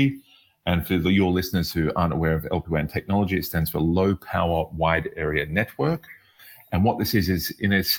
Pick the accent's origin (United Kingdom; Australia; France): Australia; also born or lived in Middle East; now in Berlin, Germany; I'm originally from Australia